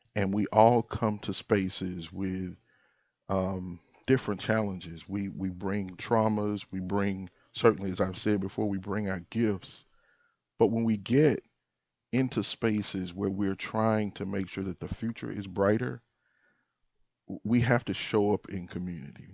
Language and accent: English; Moorhead, Mississippi, United States; now in Jackson, United States; I was born in Sunflower County in, in Moorhead, and, uh, I take a lot of pride from being, um, being a, a son of the Delta.